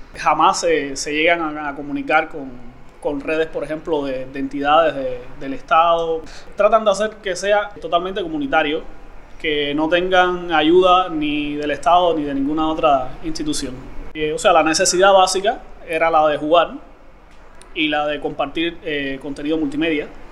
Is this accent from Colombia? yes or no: no; Cuba; vivo en Cuba, nací en Cuba.